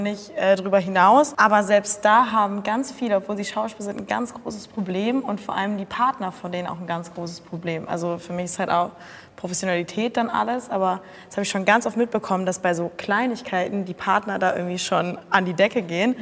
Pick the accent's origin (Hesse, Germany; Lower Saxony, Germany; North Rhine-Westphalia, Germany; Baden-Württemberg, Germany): North Rhine-Westphalia, Germany; Cologne; ich komme aus Köln